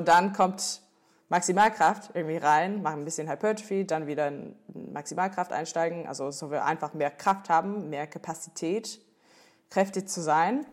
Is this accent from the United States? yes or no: yes; Washington, District of Columbia, United States; German is a second language; moved away as an adult; also born or lived in North Carolina; now in Cologne, Germany; ursprünglich natürlich komme ich aus, aus den Staaten. Ähm, ich bin in North Carolina geboren, bin, bin in DC aufgewachsen, Washington DC